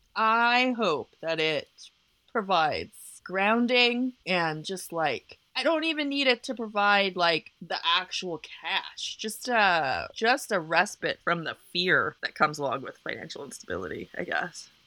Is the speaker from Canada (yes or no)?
yes; Canada; moved away; I'm just Canadian